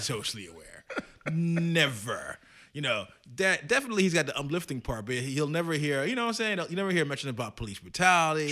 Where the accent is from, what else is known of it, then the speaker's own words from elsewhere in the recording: New York, United States; as a New Yorker